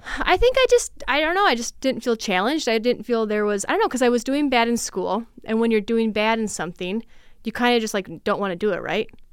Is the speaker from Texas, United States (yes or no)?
no; Litchfield, Minnesota, United States; now in Mankato, United States; I am originally from Litchfield